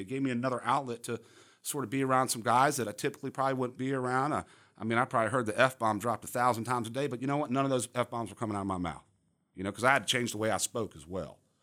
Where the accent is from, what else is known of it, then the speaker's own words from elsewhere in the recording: Charlotte, North Carolina, United States; also born or lived in Miami, Florida / Coral Gables, Florida; I grew up here in Charlotte, uh, moved from Miami, Coral Gables, Miami